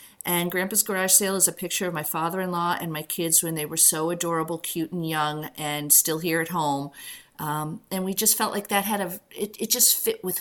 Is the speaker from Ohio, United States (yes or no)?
no; Boston, Massachusetts, United States; also born or lived in rural Connecticut; now in Northampton, United States; I'm from the Boston area originally.